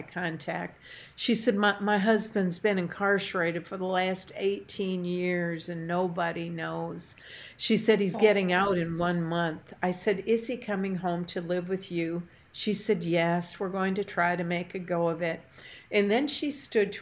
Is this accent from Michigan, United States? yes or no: yes; Port Huron, Michigan, United States; moved away; I had taught a Bible study fellowship class in my hometown when we lived in Port Huron, Michigan